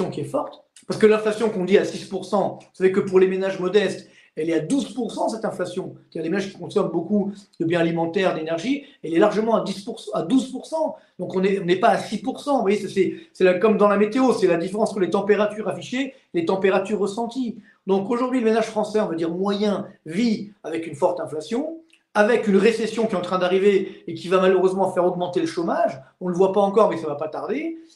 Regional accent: Orly, Île-de-France, France; Moi, je viens des cités HLM d'Orly. Donc je sais ce que c'est, j'ai grandi jusqu'à 25 ans, je sais ce que c'est des lendemains difficiles

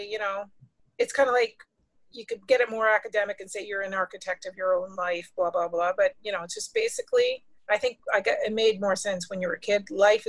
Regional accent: Ottawa, Ontario, Canada; also born or lived in Vankleek Hill / Detroit; But my first city was Ottawa. Then after that, a small town near Quebec called Vanklick Hill. And then Detroit.

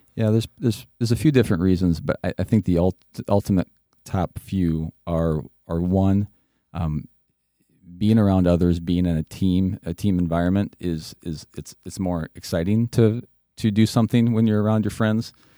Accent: West Union, Iowa, United States; I grew up in Northeast Iowa, a small town of West Union.

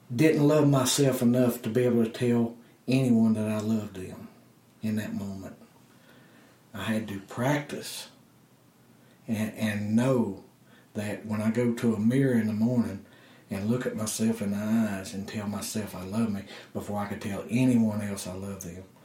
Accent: Blue Ridge Mountains of Virginia, United States; I'm a hillbilly from the Blue Ridge Mountains of Virginia

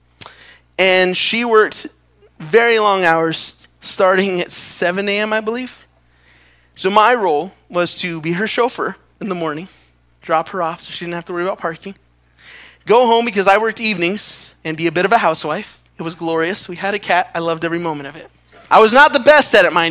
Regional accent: Los Angeles, California, United States; moved away as an adult; I'm from Los Angeles

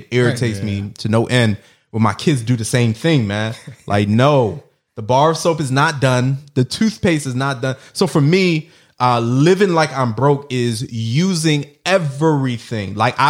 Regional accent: Jamaica; For all the Jamaicans out there, I'm Jamaican.

